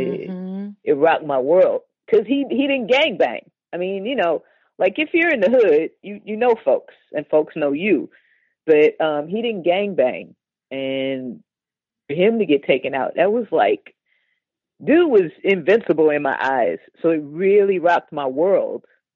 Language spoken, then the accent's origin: English; Los Angeles, California, United States; I grew up in South Central, like, in the 70s